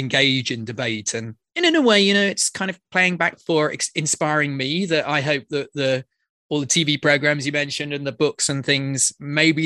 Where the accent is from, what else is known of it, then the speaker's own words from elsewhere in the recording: near Oxford, South East England, United Kingdom; I grew up just outside London, actually quite near Oxford